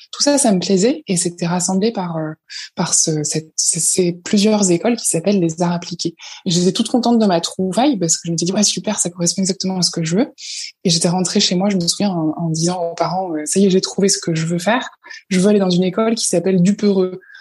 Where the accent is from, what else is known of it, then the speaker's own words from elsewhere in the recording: La Roche-Guyon, Île-de-France, France; also born or lived in Paris / Marseille; now in La Seyne-sur-Mer, France; je viens d'un tout petit village qui s'appelle La Roche-Guyon et qui est sur le bord de la Seine entre Paris et Rouen